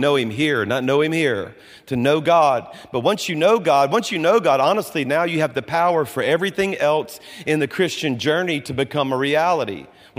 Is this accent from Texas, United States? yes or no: no; Baton Rouge, Louisiana, United States; moved away as an adult; now in Birmingham, United States; I was born and raised in Baton Rouge, went to LSU